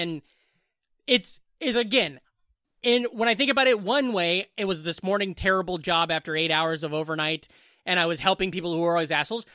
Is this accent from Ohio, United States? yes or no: no; Southwest Iowa, United States; moved away; also born or lived in Boone, Iowa; I'm from the Southwest